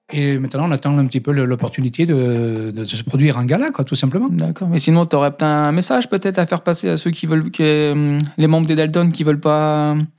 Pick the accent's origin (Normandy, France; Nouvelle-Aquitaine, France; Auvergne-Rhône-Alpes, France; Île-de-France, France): Île-de-France, France; Saint-Denis; moved away; je suis né à Saint-Denis